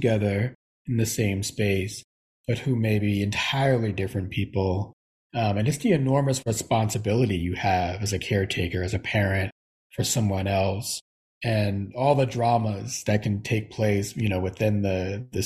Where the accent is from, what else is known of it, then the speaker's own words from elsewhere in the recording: New York City, New York, United States; I was raised in Brooklyn in the Bronx